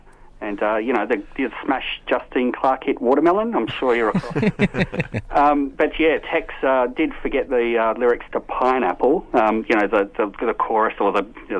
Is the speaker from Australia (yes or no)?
yes; Waroona, Western Australia, Australia; now in Melbourne, Australia; when I was growing up in Waroona